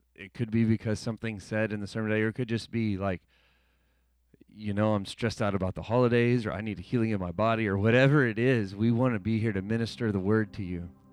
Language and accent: English; United States; I'm an American citizen